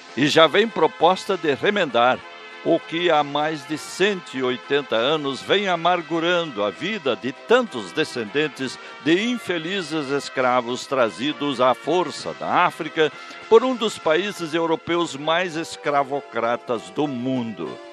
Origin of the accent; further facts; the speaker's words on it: southern Brazil, Brazil; Falar bem o português é nossa primeira obrigação como brasileiros